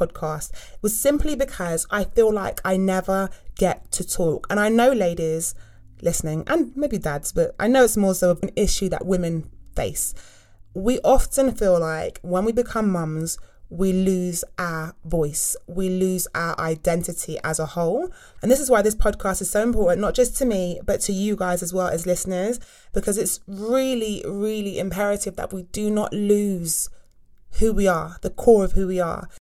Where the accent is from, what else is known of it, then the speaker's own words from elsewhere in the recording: South West England, United Kingdom; now in London, United Kingdom; as I said earlier, and I live in London. I'm not originally from London. I am not a Londoner. I'm from the West Country. So I talk a bit more like that when I go back home to my family.